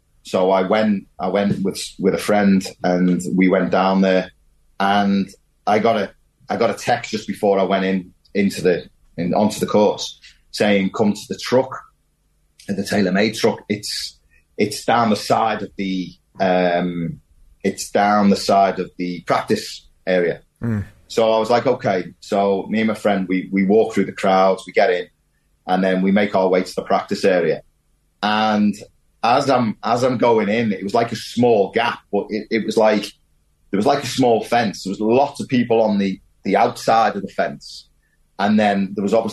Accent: the Wirral, North West England, United Kingdom; I'm from the Wirral. You know, I was born there

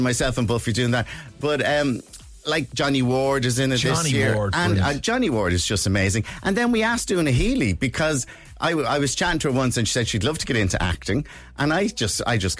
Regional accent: Dublin, Leinster, Ireland; I'm from Ballyfermot, he's from Artane, and we're two working class lads

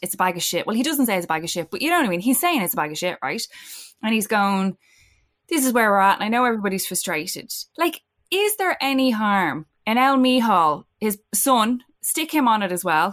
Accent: Ireland; as Irish people

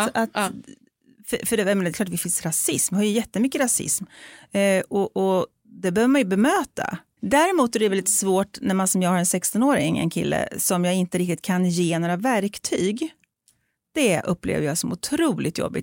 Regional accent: Sweden; jag är så extremt uppväxt i ett, en svensk kontext. Eh, jag är uppväxt med en svensk vit mamma och en bonuspappa som är svensk och vit och har svenska vita syskon och kommer från ett litet samhälle ute på landet

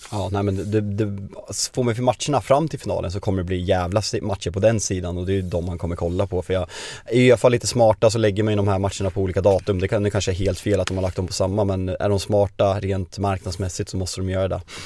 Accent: Sweden

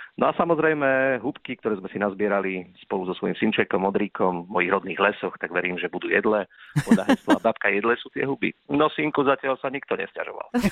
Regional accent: Krásna Lúka, Prešov Region, Slovakia; now in Košice, Slovakia; obidva ale pochádzame z okresu Saminov, smerom na Starú Ľubovňu, manželka je z mestečka Lipany, ja som rodákom z Krásnej Lúky

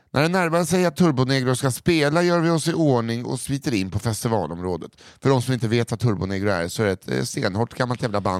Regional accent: Kiruna, Norrbotten County, Sweden; Långt i norr finns en stad som heter Kiruna. Varför läser jag som att det vore... Kiruna. Kiruna. Där har jag vuxit upp.

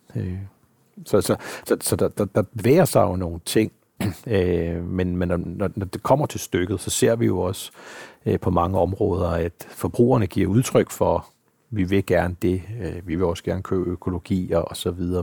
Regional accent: Denmark

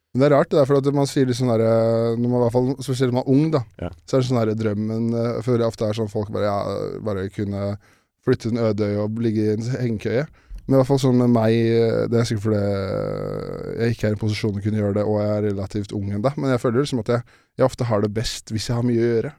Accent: Årnes, Akershus, Norway; har vokst opp, oppvokst på Årnes

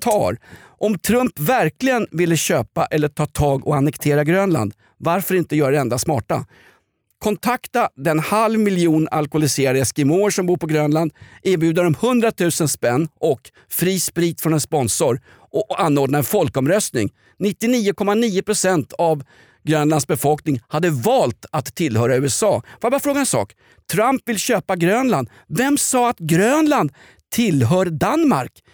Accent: Sweden; som svensk gammal gråsosse

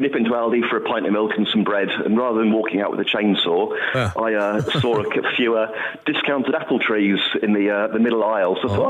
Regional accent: England, United Kingdom; moved away as an adult; now in Gatley, United Kingdom; originally down south. Moved up with work.

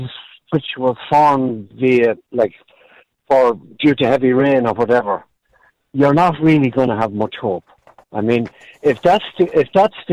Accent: Kilkenny, Leinster, Ireland; I'm from Kilkenny

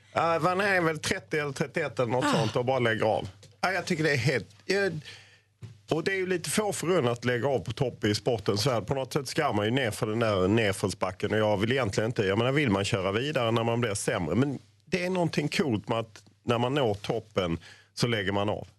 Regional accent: Lund, Skåne, Sweden; jag är ju född i Lund

